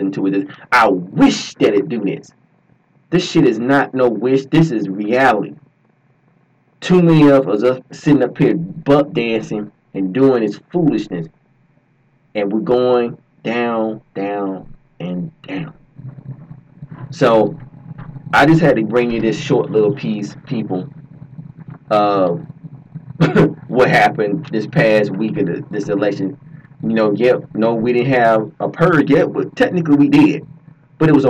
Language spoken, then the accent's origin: English; Georgia, United States; I'm from Georgia.